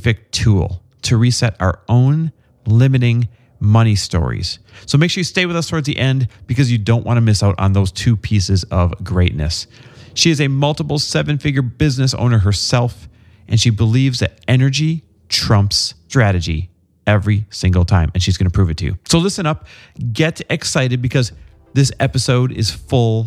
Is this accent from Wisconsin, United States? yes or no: yes; Wisconsin, United States; I'm from Wisconsin